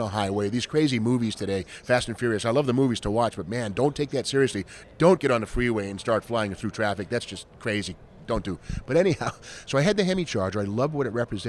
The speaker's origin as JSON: {"language": "English", "region": "Massachusetts", "country": "United States", "tie": "born or raised there", "said": "I grew up in Massachusetts"}